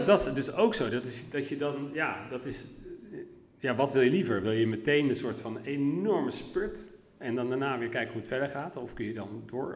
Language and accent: Dutch; Ter Aar, South Holland, Netherlands; moved away; also born or lived in Leiderdorp / Vlissingen / Hilversum; ik heb mijn grootste tijd, eh, deel van de tijd eh, gewoond in het pittoreske dorpje Ter Aar, vlakbij Nieuwkoop en Alphen aan de Rijn, Zuid-Holland.